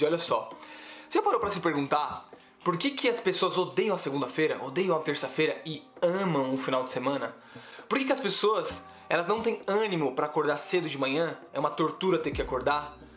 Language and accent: Portuguese; São Paulo, Brazil; vim da periferia de São Paulo